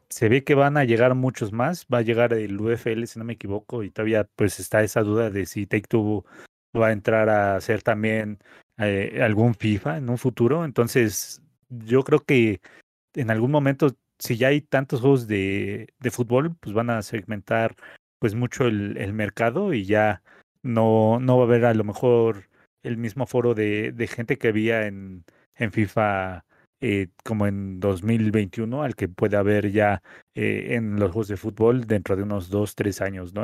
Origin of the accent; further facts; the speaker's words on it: Mexico; como mexicanos